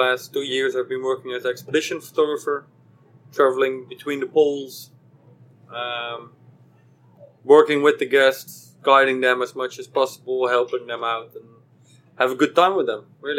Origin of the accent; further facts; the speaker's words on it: Netherlands; moved away as an adult; also born or lived in northern Norway; now in Norway; from the Netherlands. I moved a couple of years ago to northern Norway. I'm living at 71 degrees north.